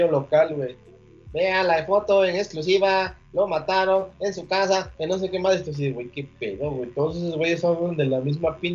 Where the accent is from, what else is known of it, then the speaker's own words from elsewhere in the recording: Oaxaca, Mexico; yo soy de Oaxaca, estamos acostumbrados a ese pedo, güey.